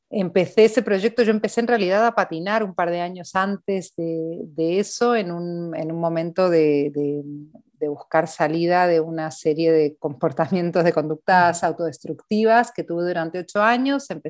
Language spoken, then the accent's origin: Spanish; Argentina; accent: Argentine; now in Spain; empecé a cambiar el acento de vuelta a hablar en argentino. Entonces ahora me quedé como en esta mezcla argentino-español, pero en España creen que soy argentina y en Argentina creen que soy española